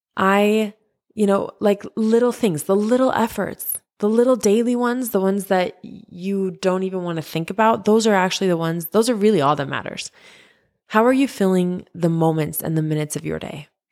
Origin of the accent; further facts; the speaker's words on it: Utah, United States; I grew up in Utah